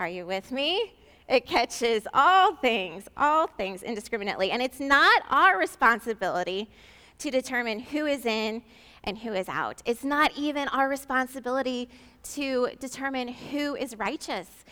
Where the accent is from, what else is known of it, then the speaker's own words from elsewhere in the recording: St. Louis, Missouri, United States; I'm from St. Louis